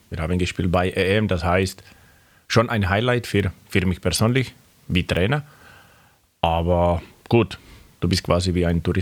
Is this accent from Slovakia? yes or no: yes; Slovakia; German is a second language; moved away as an adult; now in Röthenbach, Germany; Ich bin Junge, wo, wo war ich oder bin ich geboren auf dem Dorf. Das heißt auch in der Slowakei. Ich bin aufgewachsen auf dem Dorf